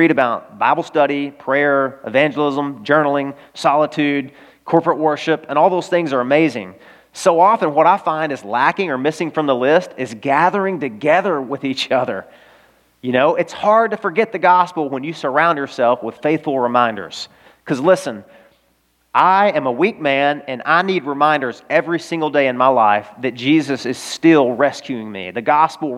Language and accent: English; Arkansas, United States; I'm from Arkansas